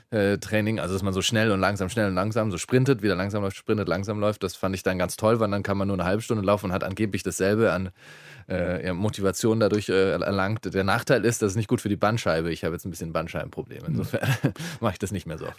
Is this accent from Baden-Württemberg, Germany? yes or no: no; Bavaria, Germany; ich bin in Bayern aufgewachsen